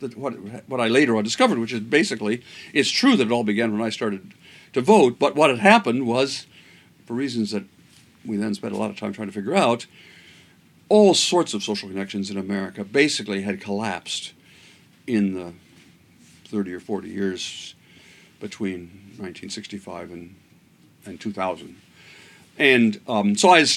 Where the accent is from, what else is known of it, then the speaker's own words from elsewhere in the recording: United States; as an American citizen